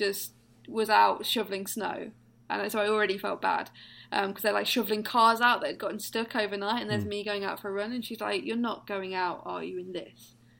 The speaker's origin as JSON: {"language": "English", "region": "East Midlands", "country": "United Kingdom", "said": "I'm the Beast from the East Midlands"}